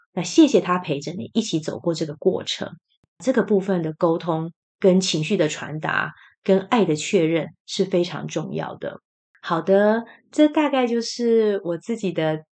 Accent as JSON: {"language": "Chinese", "country": "Taiwan", "said": "虽然我是台湾人，可是我台语就是没有被训练得很好"}